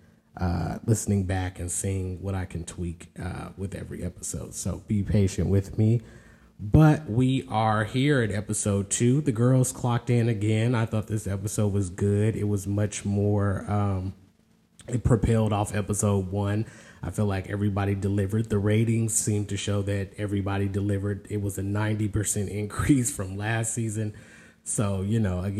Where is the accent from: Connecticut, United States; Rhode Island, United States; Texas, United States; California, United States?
California, United States; moved away as an adult; now in the South, United States; born and raised in California, but has lived in the South for a good while